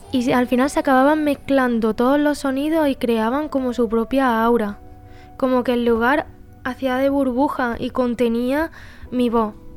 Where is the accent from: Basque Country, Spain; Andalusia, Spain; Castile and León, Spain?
Andalusia, Spain; Pozoblanco; accent: Andalusian; moved away as an adult; also born or lived in Barcelona; soy de Pozo Blanco